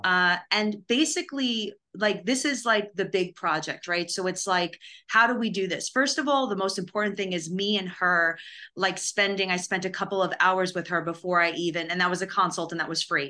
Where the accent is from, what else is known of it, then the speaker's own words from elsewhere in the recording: New York, United States; also born or lived in Los Angeles; now in Nashville, United States; I'm from New York